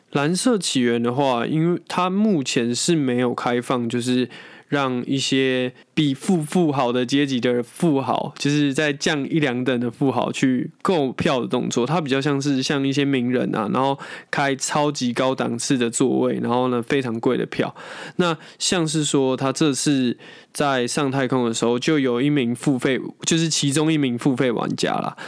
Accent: Taiwan; 我们光是我们台湾好了

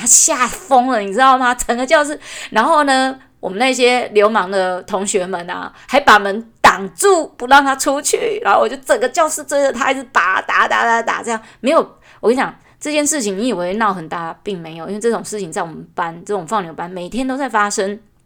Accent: Taichung, Taiwan; 我们因为家里举家又搬迁到了更， 就是台中市市中心

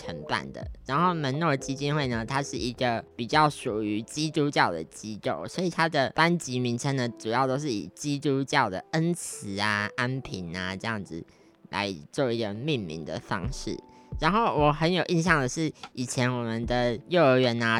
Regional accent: Taiwan; accent: Taiwanese Mandarin; 其实我以前是有点台湾国语的一个小朋友，就是可能从前我常常咖啡讲成咖黑啊，或者是一些语词啊讲的怪腔怪调的这样子。

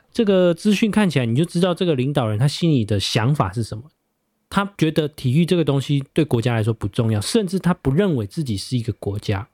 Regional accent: Taiwan; 我们台湾人的一个特性

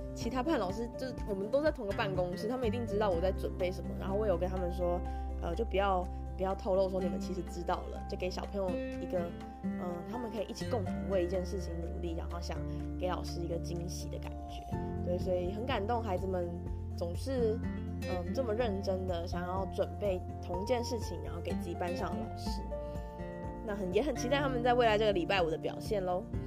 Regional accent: Taipei, Taiwan; moved away; 我小时候住在台北的时候常常会，呃，去的一家，算是早餐店吧

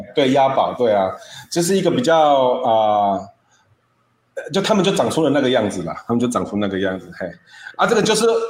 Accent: Taiwan; 我们台湾人这一种

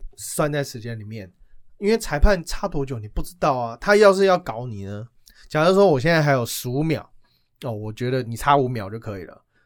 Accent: Taiwan; 依照我们台湾人的个性

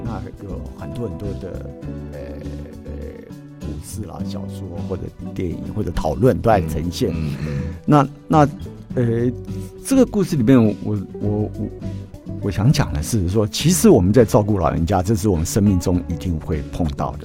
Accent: Miaoli County, Taiwan; moved away; 我的家乡啊，是。苗栗

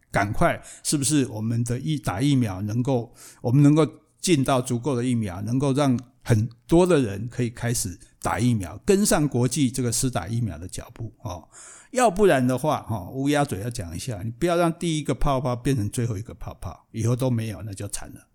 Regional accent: Taiwan; 我们台湾

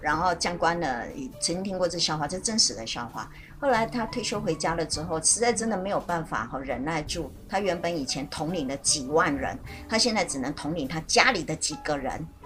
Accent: Taiwan; 我们台湾人

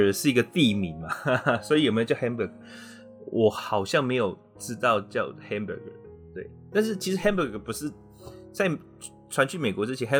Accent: China; 对，那个是，其实我们中国人哈有一种习俗，叫做改运。

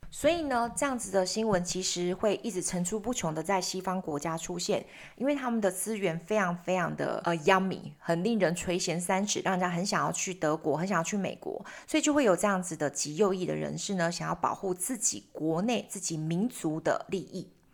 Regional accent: Taiwan; 当我们台湾人如果以后出去的时候

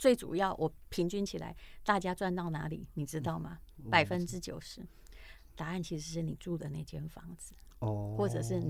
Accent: Taiwan; 自己我们台湾人自己写，

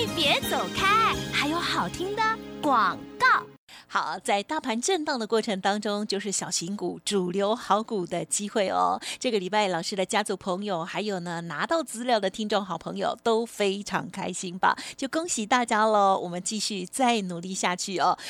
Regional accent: Taitung, Taitung County, Taiwan; 我是台东人

